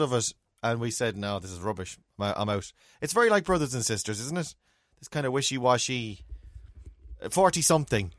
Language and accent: English; Ireland; we're Irish and we're raised in Ireland